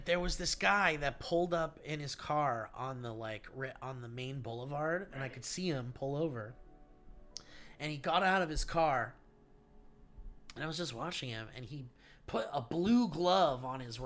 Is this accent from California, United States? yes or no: yes; Oxnard, California, United States; growing up in Oxnard